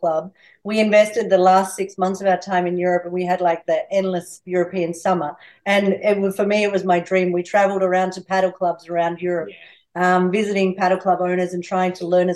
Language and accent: English; a town near Albury, New South Wales, Australia; moved away as an adult; also born or lived in Barcelona, Spain; now in Albury, Australia; I'm from Oahela, which is a town very close to Albury, but I have been living in Spain for the last 20 years